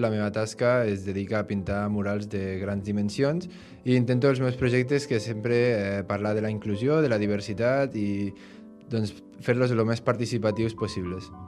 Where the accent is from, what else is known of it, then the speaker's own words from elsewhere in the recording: Bellmunt del Priorat, Catalonia, Spain; sóc de Veïmunt del Priorat